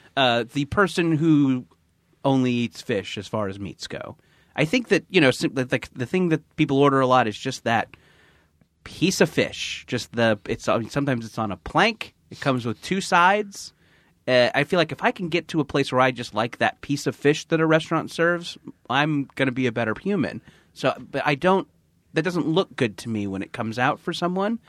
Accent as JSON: {"language": "English", "area": "Orange County", "region": "California", "country": "United States", "tie": "born or raised there", "said": "I grew up in Orange County"}